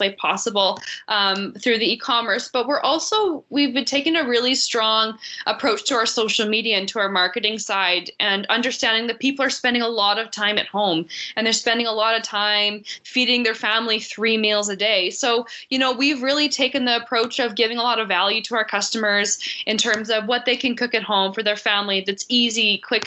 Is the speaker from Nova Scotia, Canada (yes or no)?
no; Swan River, Manitoba, Canada; also born or lived in Winnipeg; I'm born and raised in Manitoba. And I'm from Swan River originally, but I was working in Winnipeg.